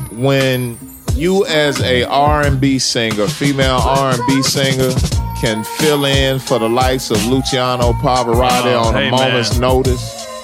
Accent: Detroit, Michigan, United States; Yeah, I sing in Italian. I'm from Detroit, but I sing fluid Italian.

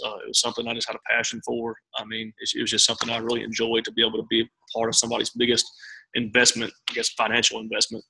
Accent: Memphis, Tennessee, United States; moved away as an adult; now in Tupelo, United States; born and raised in Memphis

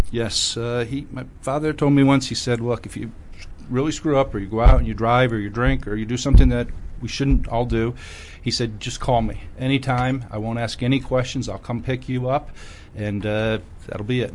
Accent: Scranton, Pennsylvania, United States; I'm from Scranton, Pennsylvania.

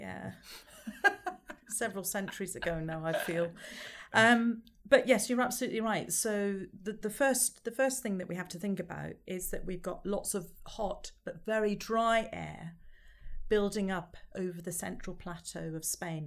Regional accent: Scotland, United Kingdom; I'm Scottish

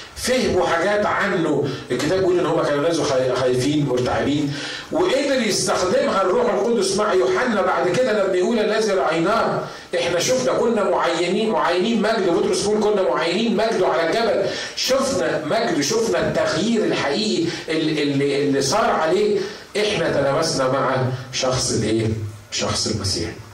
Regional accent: Upper Egypt, Egypt; عندنا في الصعيد

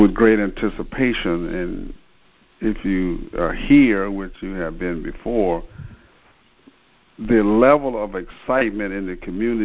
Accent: Memphis, Tennessee, United States; Memphis is my hometown

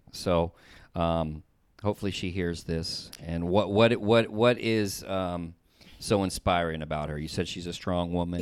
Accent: the South, United States; somebody like me from the South

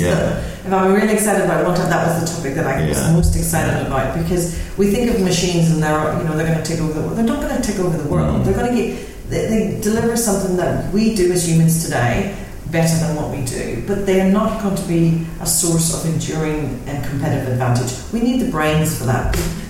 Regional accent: Northern Ireland, United Kingdom; the secret of growing up in Northern Ireland is not to get involved in any related things whatsoever.

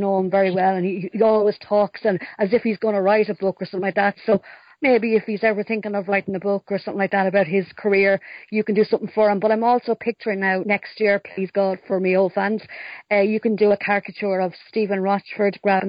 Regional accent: Longford, Leinster, Ireland; I'm from Longford

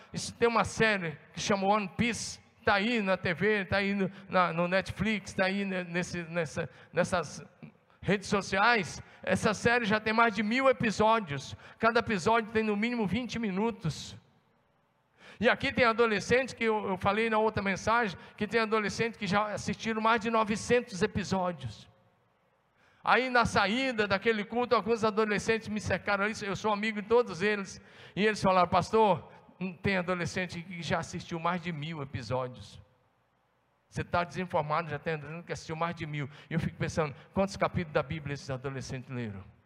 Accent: Brazil; nós somos brasileiros

